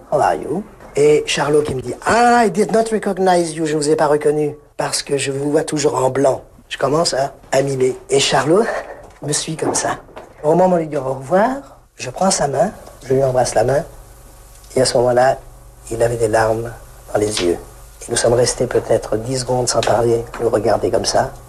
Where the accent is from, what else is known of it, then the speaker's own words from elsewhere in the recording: Strasbourg, Grand Est, France; Et moi, je suis né sur le Rhin à Strasbourg.